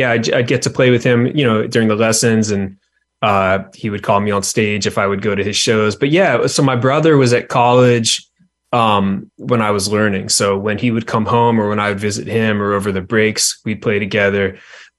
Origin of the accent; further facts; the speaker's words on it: Williamsburg, Virginia, United States; I grew up in Williamsburg